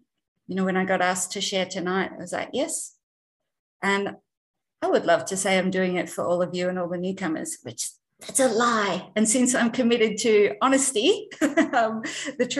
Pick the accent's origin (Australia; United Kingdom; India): Australia; I'm not from America. I'm an Aussie. I'm in Melbourne.